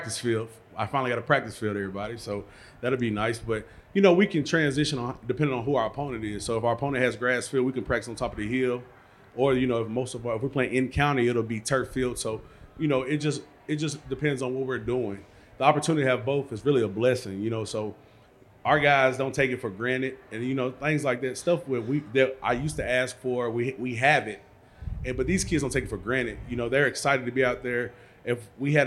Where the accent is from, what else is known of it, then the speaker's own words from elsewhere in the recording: Nashville, Tennessee, United States; I grew up in East Nashville